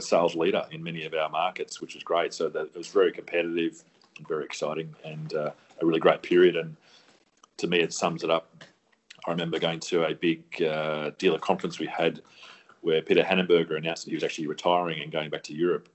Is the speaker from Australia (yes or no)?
yes; Australia; as an Australian, a proud Australian